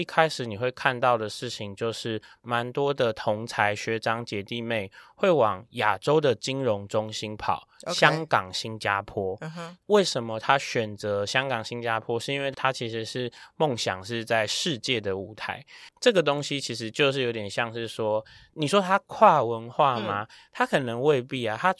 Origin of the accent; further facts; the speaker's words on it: Taiwan; 呃，我的这个学历是财务金融，那我是台湾的。